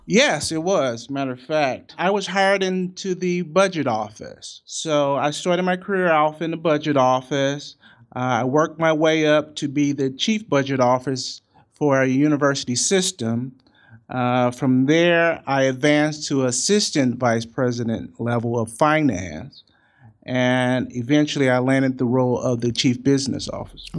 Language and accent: English; St. Louis, Missouri, United States; I'm from Saint Louis